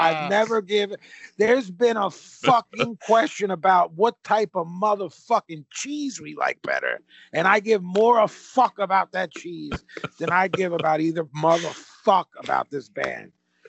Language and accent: English; Philadelphia, Pennsylvania, United States; I'm a Philadelphian